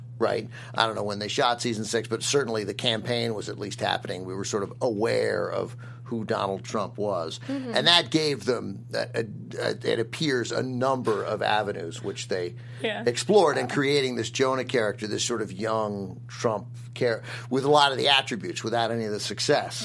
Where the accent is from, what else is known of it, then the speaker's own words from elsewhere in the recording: Washington, District of Columbia, United States; I grew up in Washington, D.C.